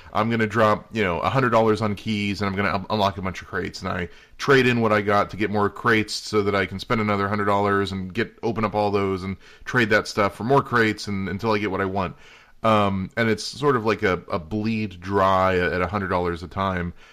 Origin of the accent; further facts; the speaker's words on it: Indiana, United States; now in North Carolina, United States; I grew up in Indiana